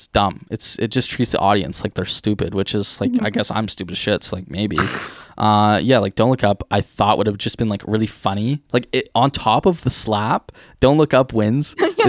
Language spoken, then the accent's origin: English; Ireland; Yeah, I think I'm Irish, so I can agree to that.